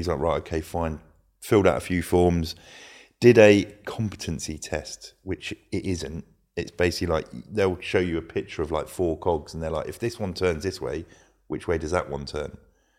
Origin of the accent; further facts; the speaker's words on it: Luton, East of England, United Kingdom; The other one was I grew up in Luton. It's not an affluent area. It wasn't where I was anyway.